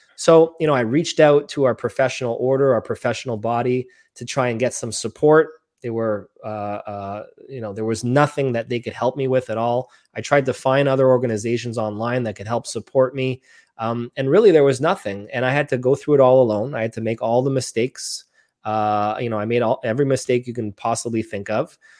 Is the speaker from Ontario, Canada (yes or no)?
no; Montreal, Quebec, Canada; born and raised in Montreal, Canada